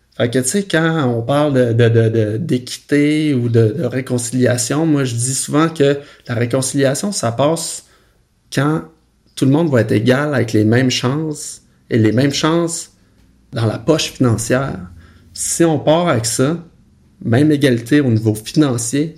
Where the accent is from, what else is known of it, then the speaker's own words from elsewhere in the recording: Roberval, Quebec, Canada; moved away; je suis né au Saguenay-Lac-Saint-Jean, euh, petite ville qui s'appelle Robertval